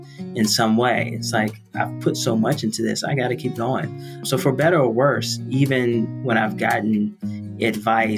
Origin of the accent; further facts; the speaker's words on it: Washington, District of Columbia, United States; I grew up in Southeast DC, actually inside DC